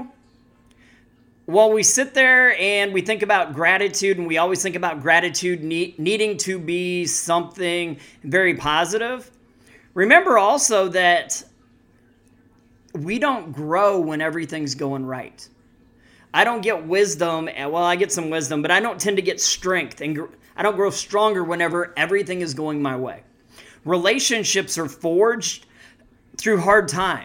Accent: Missouri, United States; I'm from Missouri.

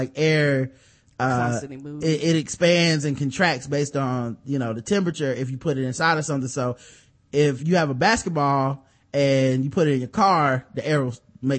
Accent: Chicago, Illinois, United States; I'm from Chicago, and when it gets cold like this, that indicator always comes on

